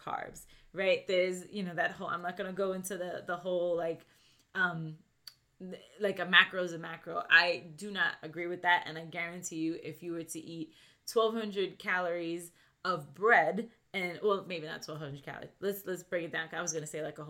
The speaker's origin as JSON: {"language": "English", "region": "New York", "country": "United States", "tie": "born or raised there", "said": "I grew up in New York"}